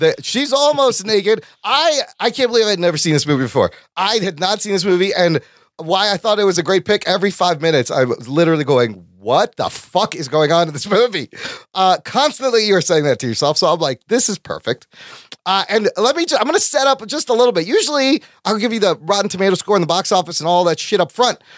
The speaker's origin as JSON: {"language": "English", "town": "Chicago", "region": "Illinois", "country": "United States", "tie": "born or raised there", "said": "I was ten years old, and we moved from Chicago just one mile west to the suburbs"}